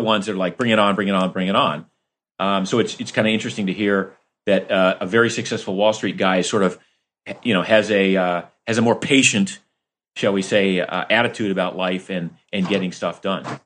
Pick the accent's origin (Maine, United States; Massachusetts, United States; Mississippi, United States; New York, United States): Maine, United States; also born or lived in Florida; growing up in Maine and part-time in Florida